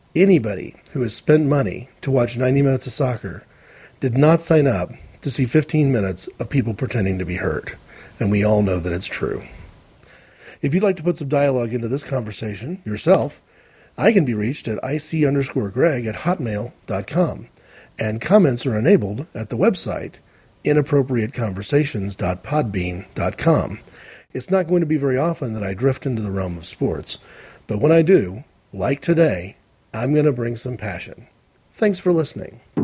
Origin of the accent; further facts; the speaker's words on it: United States; as an American